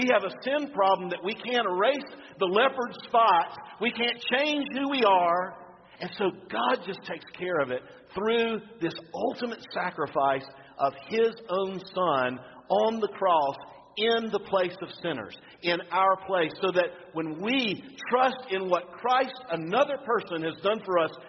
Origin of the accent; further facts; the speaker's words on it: Florida, United States; I'm from Florida. We used to eat oyster dressing